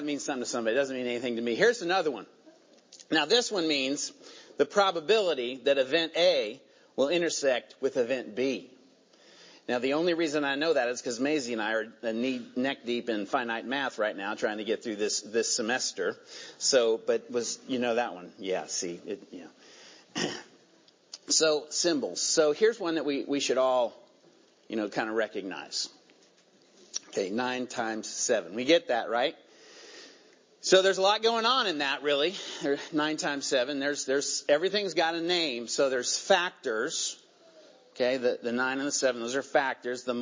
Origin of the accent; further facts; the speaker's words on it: Virginia, United States; accent: southern; moved away; That was a southern y'all that just came out of me. Where'd that come from? I was born in Virginia, so, you know, it's coming honest.